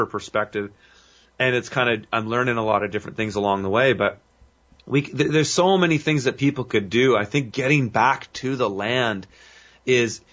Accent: Canada; I would see it in my hometown, but I'm seeing it here

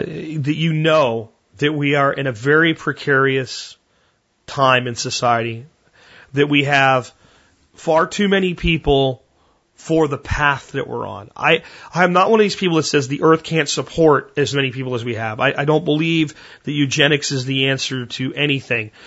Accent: Pottsville, Pennsylvania, United States; moved away; Pottsville, my hometown, where I grew up and went to high school in Pennsylvania

